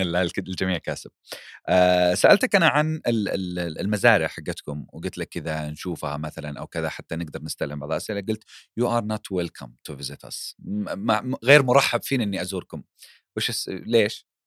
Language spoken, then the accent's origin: Arabic; Saudi Arabia; عندنا في السعوديه